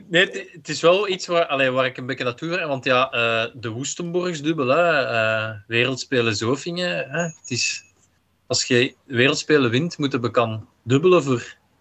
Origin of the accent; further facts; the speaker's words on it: Belgium; als Belg